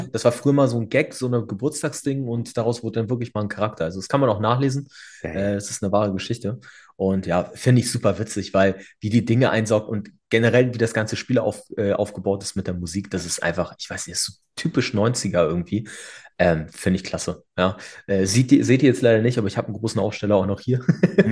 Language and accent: German; Hamburg, Germany; also born or lived in Bavaria; bin ich damals aufgewachsen in der Eimsbüttel